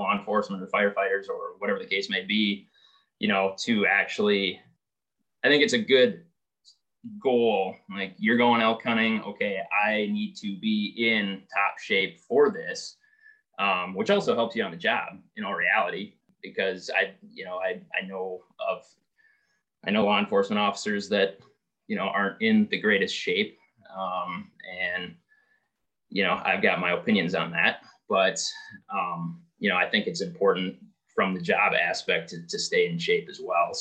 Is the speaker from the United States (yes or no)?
yes; Princeton, Wisconsin, United States; also born or lived in Montana / Alaska; now I'm back in my hometown. Parents live 5 minutes away